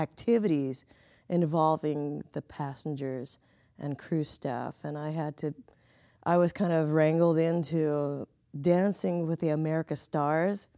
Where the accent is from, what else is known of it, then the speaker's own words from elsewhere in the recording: Southern California, United States; moved away as an adult; now in Chicago, United States; I come from Southern California